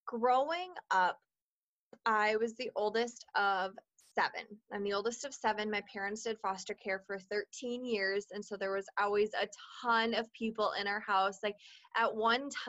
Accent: Minnesota, United States; also born or lived in Washington; I was born in Washington and have grown up and lived my entire life in Minnesota

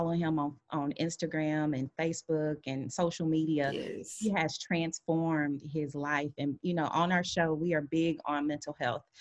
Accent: Kansas City, Missouri, United States; growing up, as you can see, we're from Kansas City, Missouri

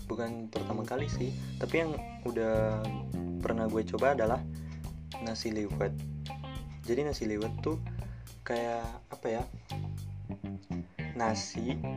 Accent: Ternate, North Maluku, Indonesia; now in Bogor, Indonesia; gue kan asalnya dari Ternate kan provinsi Maluku Utara dari Indonesia Timur nah pas gue nyampe e, ya pas gue nyampe di sini di Bogor

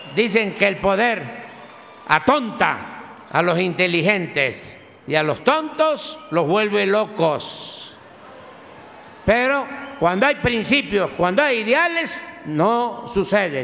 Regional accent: Tepetitán, Tabasco, Mexico; moved away; mis maestras allá de mi pueblo, de Tepetitán, que me enseñaron las primeras letras a escribir, eh, a leer y a contar

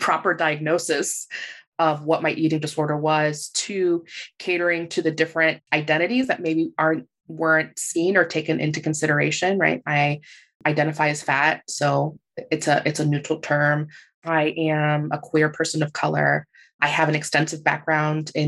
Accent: Puerto Rico; I'm from Puerto Rico

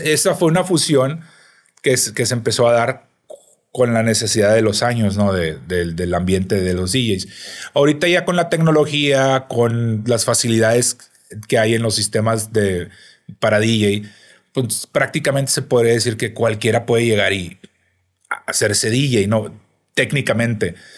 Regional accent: Piedras Negras, Coahuila, Mexico; also born or lived in Mexico City; now in Monterrey, Mexico; Yo soy de Piedras Negras, Coahuila, una ciudad fronteriza

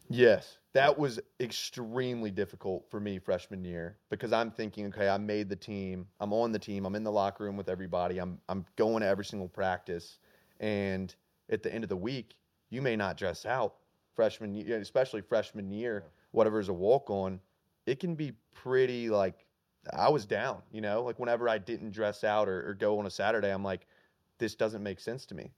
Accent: Alabama, United States; I grew up in Alabama

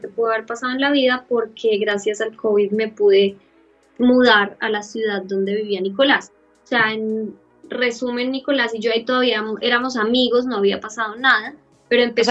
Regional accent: Bogotá, Colombia; moved away as an adult; also born or lived in Australia; soy de Colombia, pero estoy viviendo en Australia

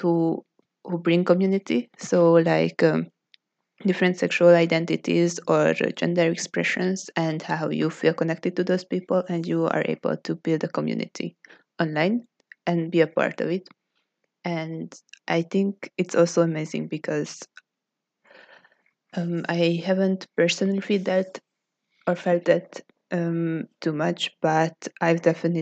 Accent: Hungary; from Hungary

